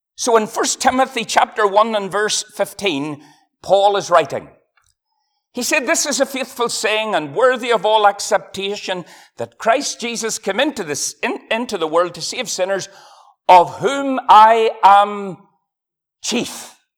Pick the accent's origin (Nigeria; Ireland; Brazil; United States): Ireland; I'm from Ireland.